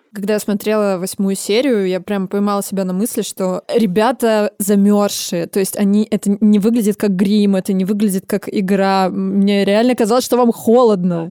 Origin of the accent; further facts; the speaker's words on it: Novosibirsk, Novosibirsk Oblast, Russia; Я сама из Новосибирска, и в 60-е годы у нас как раз строился Академгородок